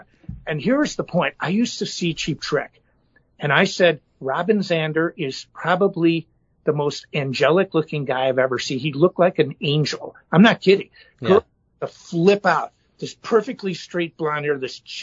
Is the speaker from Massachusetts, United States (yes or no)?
no; Chicago, Illinois, United States; I'm from Chicago